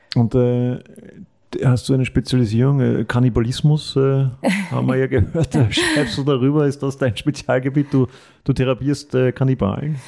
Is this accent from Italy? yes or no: no; Austria; die ich oft als Österreicher gestellt bekomme